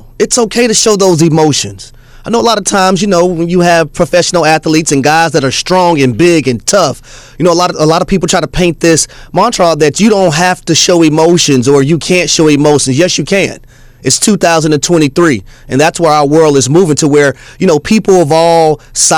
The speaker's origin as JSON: {"language": "English", "region": "the South", "country": "United States", "said": "I'm from the South"}